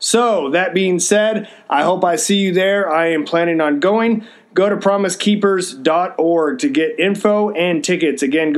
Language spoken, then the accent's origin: English; Texas, United States; I'm from Texas, so we say guys, it refers to everybody.